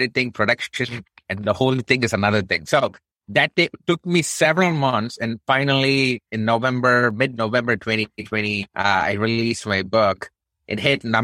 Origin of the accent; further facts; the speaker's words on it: India; now in United States; I'm brown Indian dude. Of course, from my thick Texas accent, you already probably know it's not born in the United States.